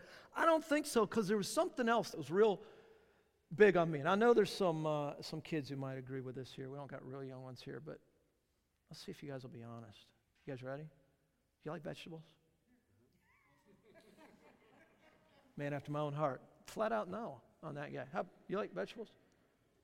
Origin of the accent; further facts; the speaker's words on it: Southern California, United States; now in Charlotte, United States; I'm from Southern California